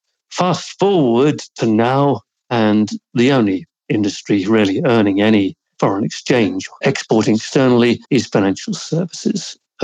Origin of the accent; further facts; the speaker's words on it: Jersey; I grew up in Jersey in the late 50s, early 1960s.